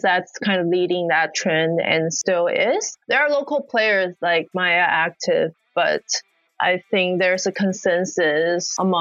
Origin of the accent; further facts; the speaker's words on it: Guangzhou, Guangdong, China; also born or lived in United States; now in Shanghai, China; I'm from Guangzhou, near Hong Kong